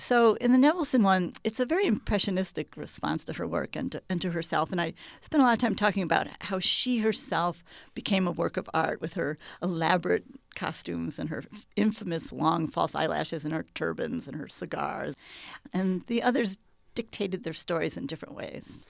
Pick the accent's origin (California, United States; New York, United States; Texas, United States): New York, United States; Hudson Valley; moved away as an adult; also born or lived in Kansas City; now in Chicago, United States; I grew up in the Hudson Valley in a small city which had no, very few outlets for art